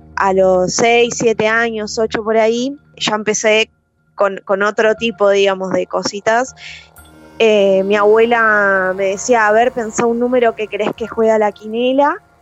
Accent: Villa Gesell, Buenos Aires Province, Argentina; Tengo la característica de capital, pero soy de Villa Gesell

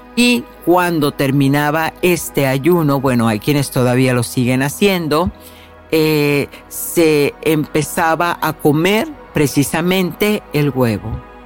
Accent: Mexico; en mi tierra natal, en México

